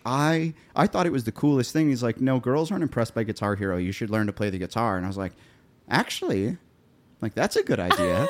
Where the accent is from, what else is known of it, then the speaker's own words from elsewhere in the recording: Columbia, Missouri, United States; moved away as an adult; now in Nashville, United States; I grew up in Columbia there